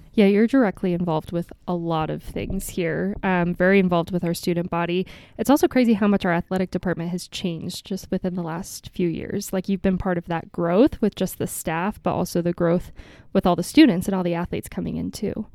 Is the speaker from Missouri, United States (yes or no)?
yes; Kansas City, Missouri, United States; moved away; I'm from Kansas City originally